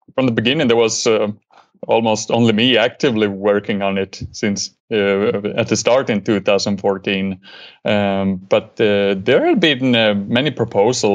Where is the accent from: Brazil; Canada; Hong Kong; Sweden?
Sweden; I'm from Sweden